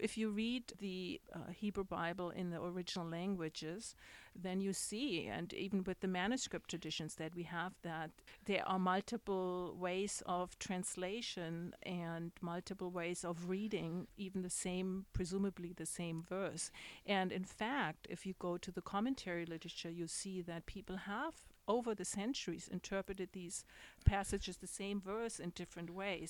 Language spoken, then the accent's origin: English; Germany; moved away as an adult; also born or lived in New York; now in Dallas, United States; when I grew up in Germany